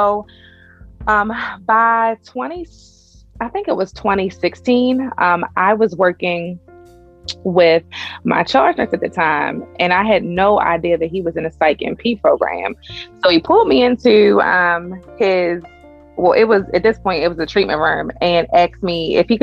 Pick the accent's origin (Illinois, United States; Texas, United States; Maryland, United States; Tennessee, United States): Maryland, United States; Pikesville; accent: Baltimore; I grew up in Pikesville, which is technically Baltimore County.